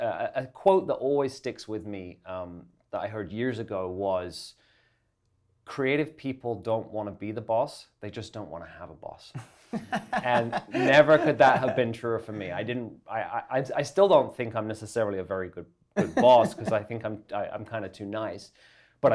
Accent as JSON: {"language": "English", "area": "Essex", "region": "East of England", "country": "United Kingdom", "also_born_or_lived": "London, England", "moved": "as an adult", "lives_now": "Canada", "said": "England. I'm from England"}